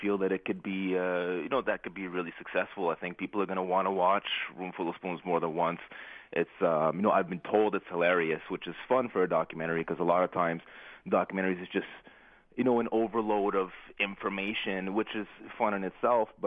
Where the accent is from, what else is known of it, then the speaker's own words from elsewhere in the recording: Ottawa, Ontario, Canada; my hometown here in Ottawa